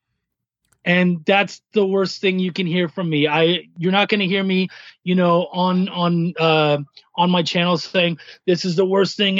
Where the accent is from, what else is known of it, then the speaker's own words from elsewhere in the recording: Canada; I'm Canadian